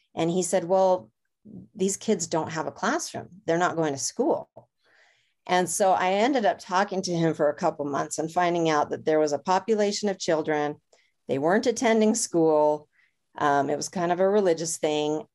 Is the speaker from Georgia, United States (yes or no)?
no; Los Angeles, California, United States; moved away; I grew up in Los Angeles